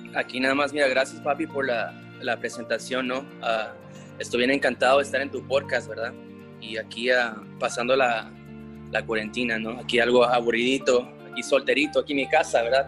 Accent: Los Angeles, California, United States; yo nací en Los Ángeles, soy la primera generación aquí, mis padres llegaron aquí de Guatemala

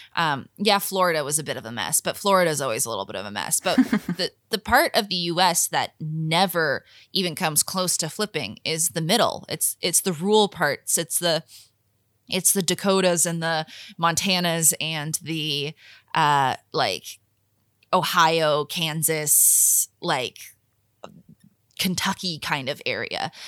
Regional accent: Canada

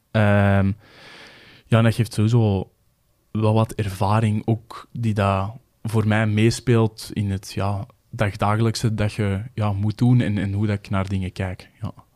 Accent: Kempen, Belgium; ik ook van de Kempen ben

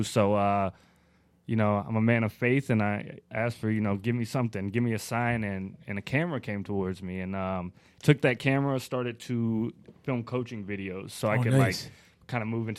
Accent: Asheville, North Carolina, United States; moved away as an adult; now in Milwaukee, United States; so I'm born and raised in Asheville, North Carolina. I'm a country boy.

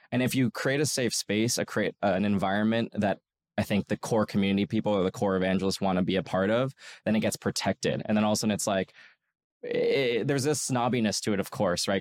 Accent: New York, United States; I worked as a golf caddy in in where I grew up in New York

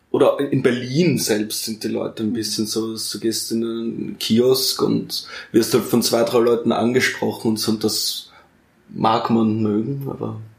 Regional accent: Lower Austria, Austria; now in Vienna, Austria; Sondern Niederösterreich.

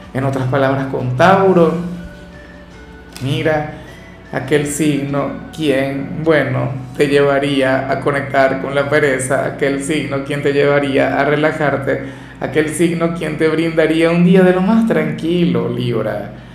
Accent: Venezuela; yo no soy profeta en mi tierra

